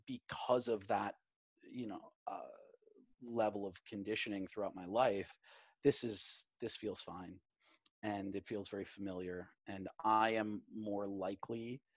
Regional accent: New York, United States; my home state, my home city of New York

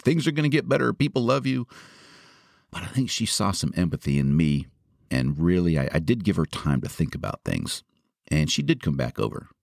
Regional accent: Marin County, California, United States; my hometown of Marin

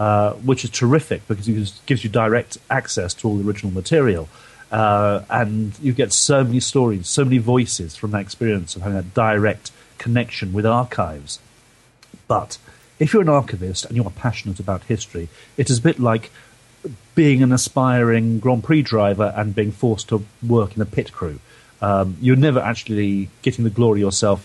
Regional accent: London, United Kingdom; moved away as an adult; now in Devon, United Kingdom; I grew up in south of London before that.

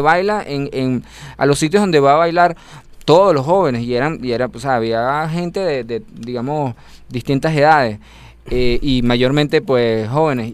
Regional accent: Venezuela; yo soy el único venezolano de toda mi familia

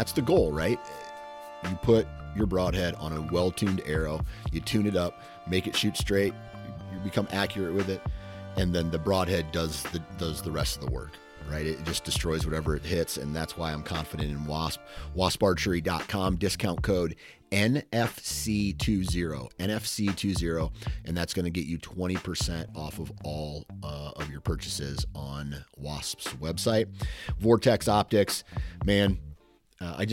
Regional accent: Midwest, United States; I'm from the Midwest

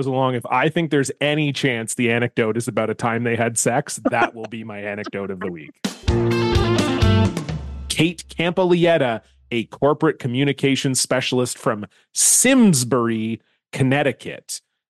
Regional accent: Canada; I'm Canadian and a man.

